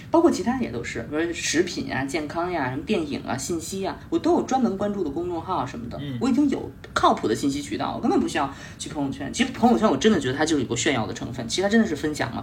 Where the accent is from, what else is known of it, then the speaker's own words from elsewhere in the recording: Yunnan, China; 我是云南的